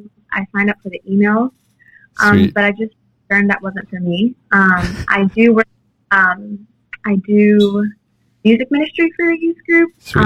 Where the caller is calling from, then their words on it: New Orleans, Louisiana, United States; I'm in New Orleans, Louisiana.